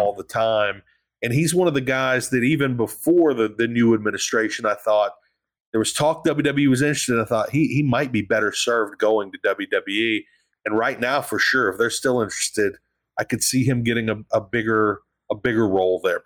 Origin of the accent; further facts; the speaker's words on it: the South, United States; I'm from the South.